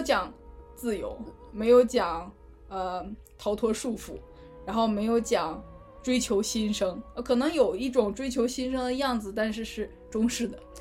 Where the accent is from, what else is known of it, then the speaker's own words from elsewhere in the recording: China; 新型的，新时代的中国人